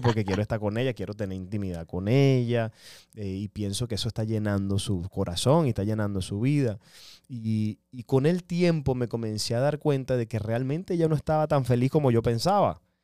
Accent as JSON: {"language": "Spanish", "country": "Venezuela", "said": "Yo soy venezolano"}